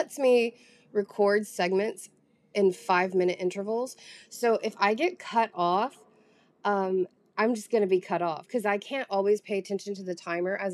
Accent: Southern, United States; accent: Southern; I do actively try to hide, like, my Southern accent.

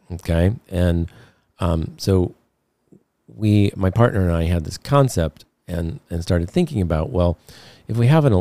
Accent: Detroit, Michigan, United States; I grew up in Detroit in the midst of the automotive business

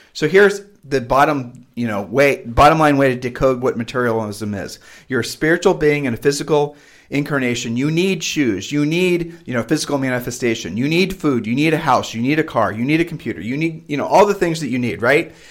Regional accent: Ohio, United States; moved away as an adult; we grew up in Ohio, and then we've moved and, you know, traveled all over the country

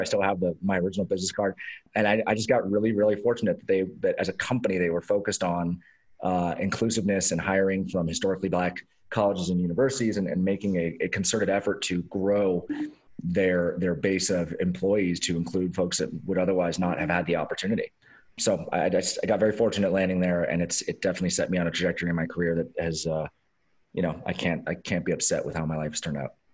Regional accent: Los Angeles, California, United States; I grew up in Los Angeles

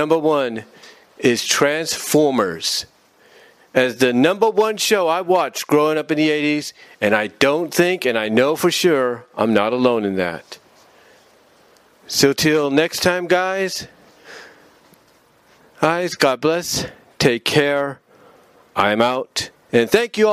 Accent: Fremont, California, United States; moved away; also born or lived in Kansas; We were living on Tamayo Street in Fremont, California

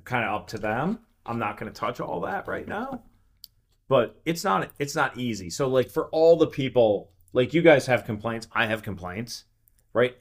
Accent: Western New York, United States; moved away; also born or lived in Allegheny Plateau; I'm from Western New York originally, and I've traveled all over the country and such

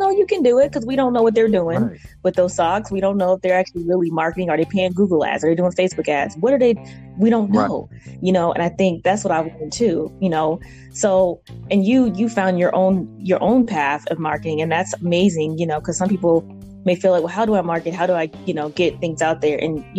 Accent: Virginia, United States; also born or lived in Atlanta, United States; just growing up in Virginia and Atlanta and just been all over Connecticut

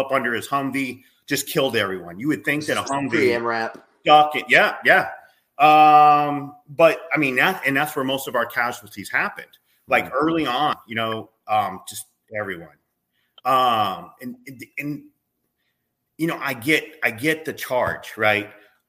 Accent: United States; we as American people

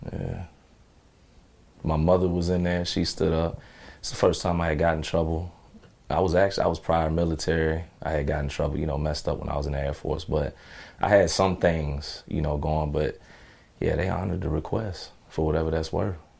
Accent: Chicago, Illinois, United States; I was just an angry, you know, teenager growing up in Chicago

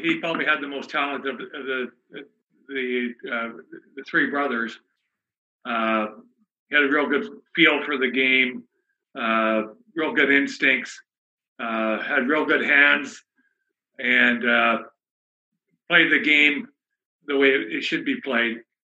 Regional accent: Canada; And as a Canadian, I thought the path that was going to be the easiest was hockey.

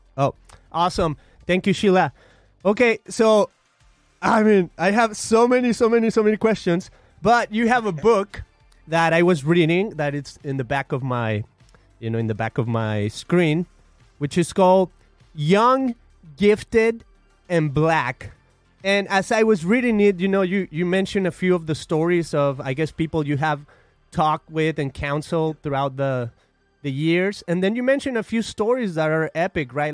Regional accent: Guadalajara, Jalisco, Mexico; now in United States; I'm from Mexico. I come from a city called Guadalajara, I've been in the United States for about 17 years or so.

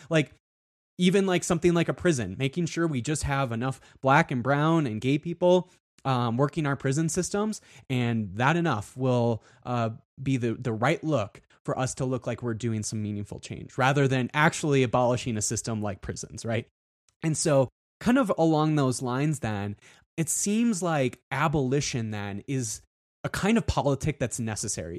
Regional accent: South Dakota, United States; I grew up in South Dakota

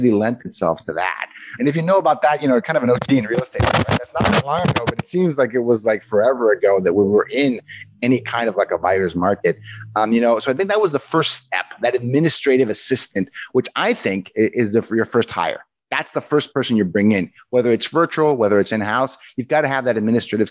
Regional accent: Mexico; moved away as an adult; now in United States; I'm originally from Mexico. I went to work in the U.S., early 2000s as a software engineer

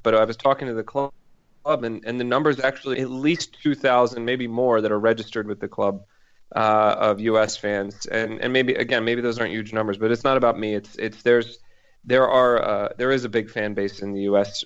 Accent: Philadelphia, Pennsylvania, United States; now in Boston, United States; I live outside of Boston, um, and I'm originally from Philadelphia

